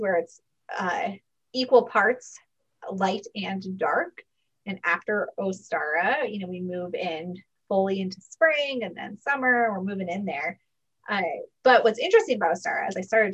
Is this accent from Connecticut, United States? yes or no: yes; Connecticut, United States; I grew up near where I live now in Connecticut